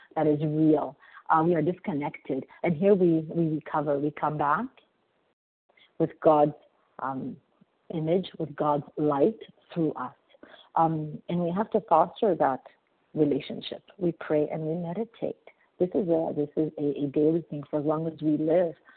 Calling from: Montreal, Quebec, Canada; I'm calling from Montreal, Canada.

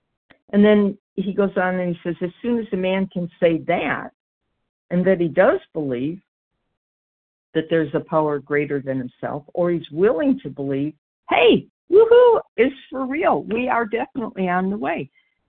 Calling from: Georgia, United States; It's D as in dog, and I'm in Georgia.

